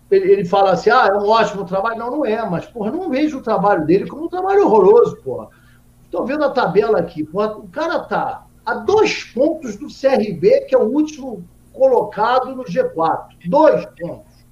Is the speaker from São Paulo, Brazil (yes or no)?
no; Goiânia, Goiás, Brazil; E eu sou daqui de Goiânia, né, porra?